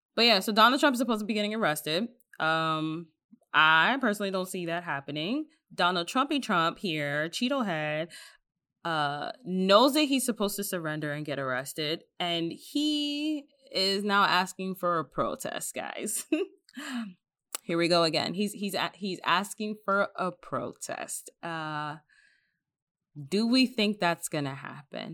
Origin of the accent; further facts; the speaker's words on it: New York, United States; also born or lived in Dominican (ancestry); now in Pennsylvania, United States; my sister and I were raised in New York